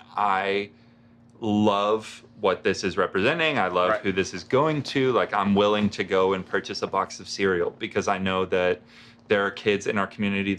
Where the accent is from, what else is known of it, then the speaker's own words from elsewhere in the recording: Russellville, Arkansas, United States; also born or lived in Colorado; I grew up here in Russellville, graduated from the high school